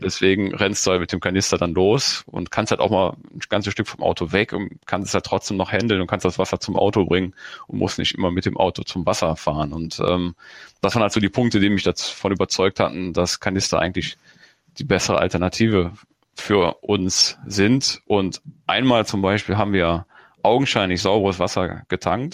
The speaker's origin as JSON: {"language": "German", "country": "Germany", "tie": "born or raised there", "said": "ich komme ja aus dem Grenzgebiet zu Holland, und selbst da war es halt früher so, dass wenn du rübergefahren bist als Kind"}